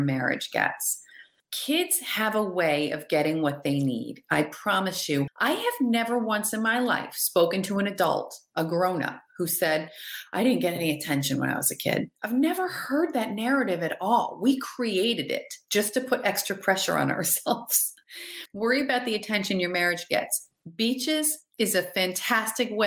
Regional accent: New Hampshire, United States; we're from New Hampshire

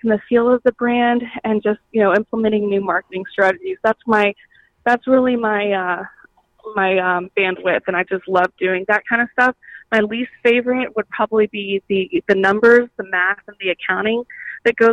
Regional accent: Kennesaw, Georgia, United States; also born or lived in Atlanta, Georgia; I was born and raised in Kennesaw, Georgia

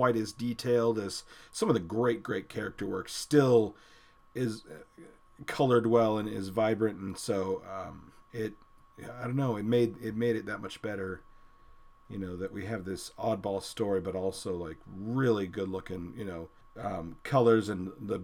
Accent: Indiana, United States; I grew up in Indiana

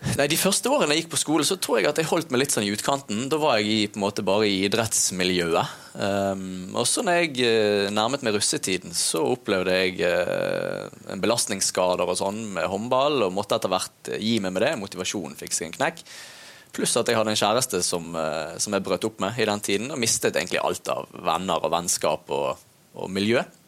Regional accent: Bergen, Vestland, Norway; Jeg vokste opp i Loddefjord

